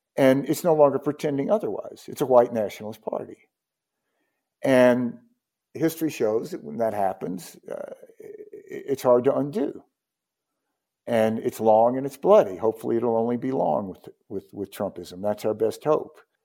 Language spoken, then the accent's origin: English; Mississippi, United States; My home state of Mississippi